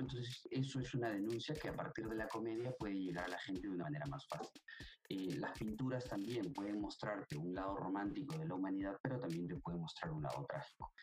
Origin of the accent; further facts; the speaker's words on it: Peru; Nosotros somos peruanos